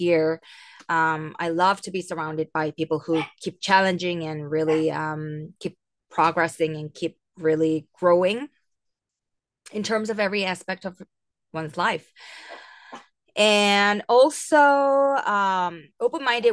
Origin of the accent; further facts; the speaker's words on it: Seoul, South Korea; I'm from Seoul, South Korea